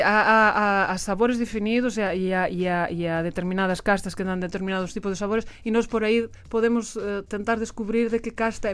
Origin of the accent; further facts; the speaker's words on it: Galicia, Spain; Portuguese is a second language; moved away as an adult; also born or lived in La Rioja / Douro / Alentejo; now in Portugal; eu sou da Galícia, depois fui, fui eh, estudar a, a, Rioja, depois fui viver